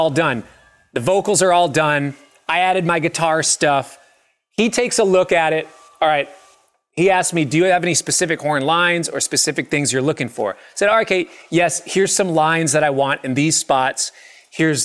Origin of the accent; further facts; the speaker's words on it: Minneapolis, Minnesota, United States; I grew up in Minneapolis